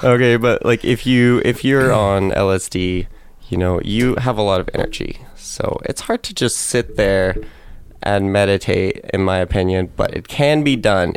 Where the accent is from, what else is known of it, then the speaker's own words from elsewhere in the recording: Clarkston, Washington, United States; I'm from Clarkston, Washington